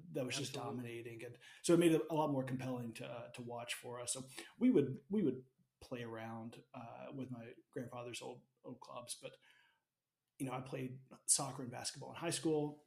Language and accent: English; Alabama, United States; I grew up in Alabama